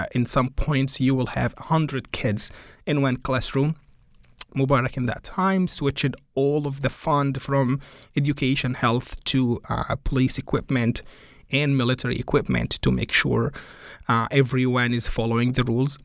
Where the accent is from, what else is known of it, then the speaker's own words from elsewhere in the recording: Cairo, Cairo Governorate, Egypt; first language Arabic; English is a second language; moved away as an adult; now in Connecticut, United States; I was born in Cairo